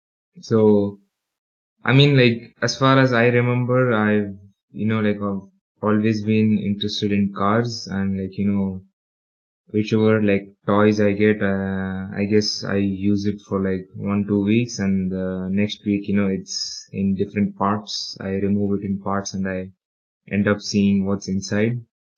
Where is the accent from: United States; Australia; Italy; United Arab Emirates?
United Arab Emirates; Dubai; I'm originally from India, but I was born and raised in UAE or United Arab Emirates or Dubai